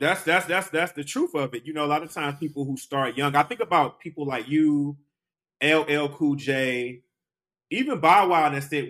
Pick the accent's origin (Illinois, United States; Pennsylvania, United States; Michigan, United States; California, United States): Michigan, United States; Detroit; moved away; also born or lived in New York; I'm a Detroit native